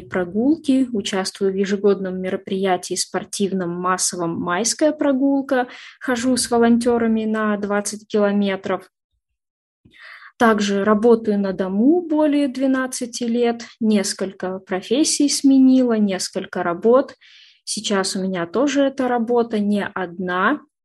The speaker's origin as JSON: {"language": "Russian", "town": "Orsk", "region": "Orenburg Oblast", "country": "Russia", "tie": "born or raised there", "moved": "as an adult", "lives_now": "Yekaterinburg, Russia", "said": "Родилась в Оренбургской области, город Орск, такой небольшой городок"}